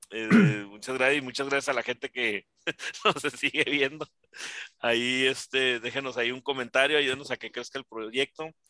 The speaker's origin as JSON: {"language": "Spanish", "town": "Ciudad Juárez", "region": "Chihuahua", "country": "Mexico", "tie": "born or raised there", "said": "yo que crecí aquí en Juárez"}